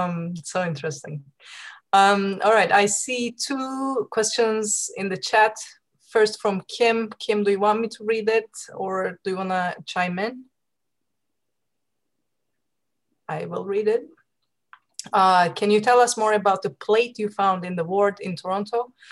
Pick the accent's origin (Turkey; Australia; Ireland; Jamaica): Turkey; moved away; I'm from Turkey